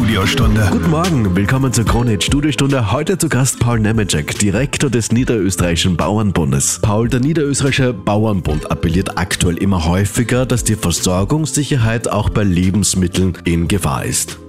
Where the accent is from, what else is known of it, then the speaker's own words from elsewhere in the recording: Austria; Bei uns in Österreich